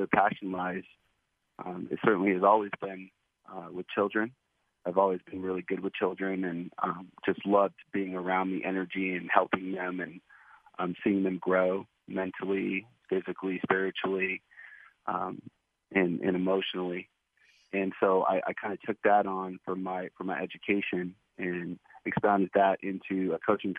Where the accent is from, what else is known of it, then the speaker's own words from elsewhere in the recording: Oakland, California, United States; moved away as an adult; also born or lived in Seattle, Washington / Sacramento, California; now in Anderson Township, Ohio, United States; we moved back home, and that was Oakland, California. So I grew up in the Bay Area